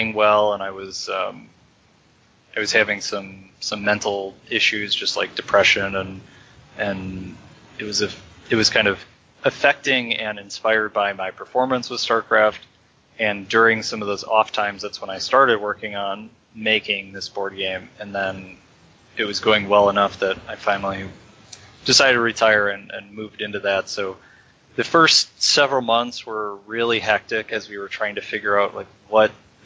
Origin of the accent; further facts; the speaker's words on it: Chicago, Illinois, United States; also born or lived in California; now in San Francisco, United States; I grew up in Chicago, went to school in California, and now I'm in San Francisco